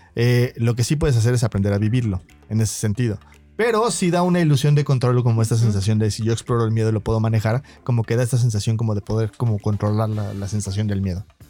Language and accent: Spanish; Mexico; como mexicanos